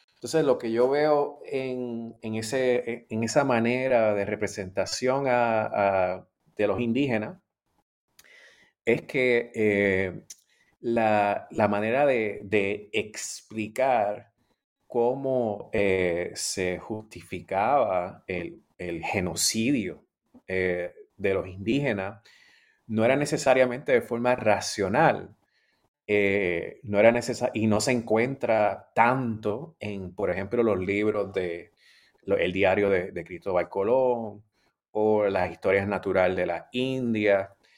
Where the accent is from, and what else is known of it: Puerto Rico